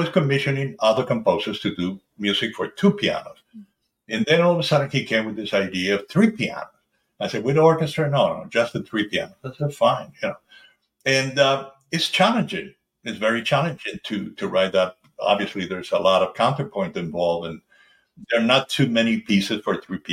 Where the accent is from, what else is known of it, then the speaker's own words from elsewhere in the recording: Buenos Aires, Argentina; I was born in 1948 in Buenos Aires, Argentina